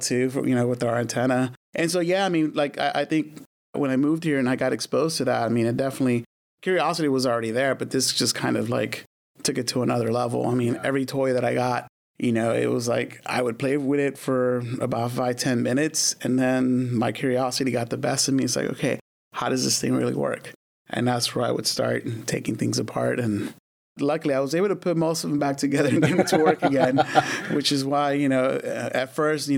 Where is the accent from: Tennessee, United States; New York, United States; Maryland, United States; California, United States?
California, United States; Glendale; born or raised there; also born or lived in Watts, Los Angeles, California